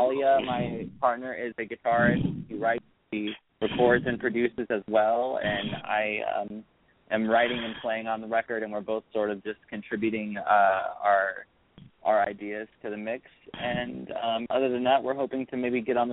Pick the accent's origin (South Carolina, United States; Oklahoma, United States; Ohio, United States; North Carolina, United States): Oklahoma, United States; Broken Arrow; I grew up in a small suburban town called Broken Arrow.